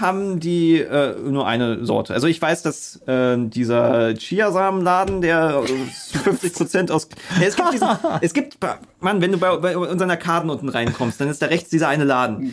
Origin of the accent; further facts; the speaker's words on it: Berlin, Germany; als Berliner